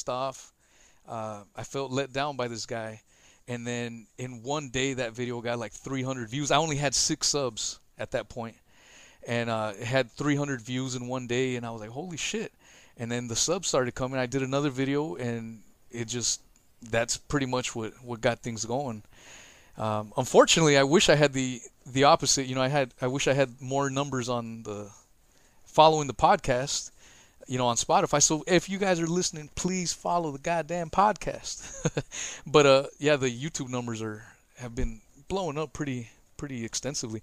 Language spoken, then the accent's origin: English; United States; I'm American.